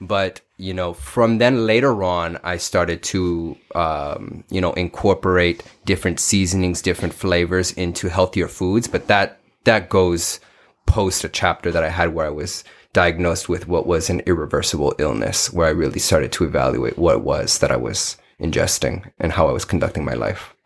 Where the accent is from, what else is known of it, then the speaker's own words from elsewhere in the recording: Paterson, New Jersey, United States; also born or lived in New York; now in Arizona, United States; I was born in Patterson, New Jersey, North Jersey